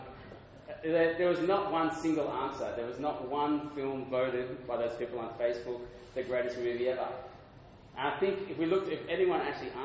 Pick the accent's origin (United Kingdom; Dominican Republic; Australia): Australia; Adelaide, South Australia; moved away as an adult; now in Sydney, Australia; And I'm from Adelaide. I used to work for a newspaper there full-time. Then I moved to Sydney